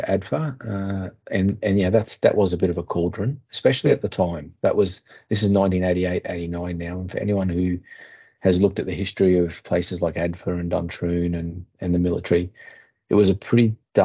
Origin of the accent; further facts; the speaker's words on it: Australia; as an Australian